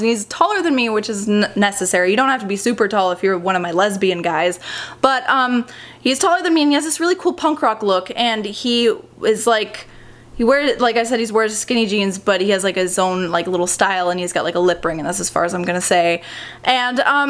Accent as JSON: {"language": "English", "country": "United States", "said": "as an American"}